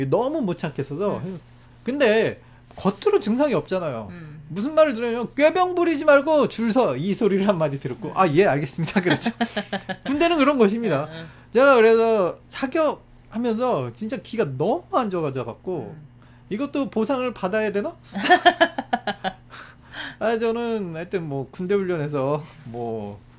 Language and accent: Korean; South Korea